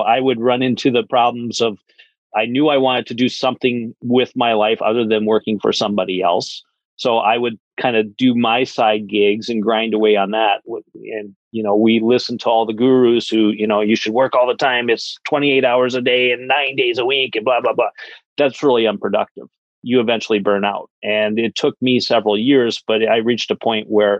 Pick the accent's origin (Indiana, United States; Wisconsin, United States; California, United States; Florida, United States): Wisconsin, United States; I'm from Wisconsin. I actually grew up on a dairy farm